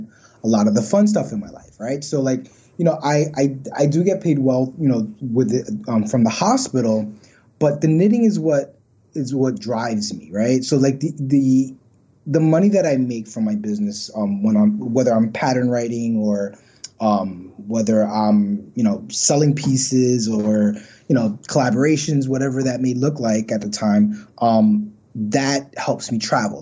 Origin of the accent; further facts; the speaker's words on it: New York City, New York, United States; also born or lived in Pennsylvania; I was born and raised in Brooklyn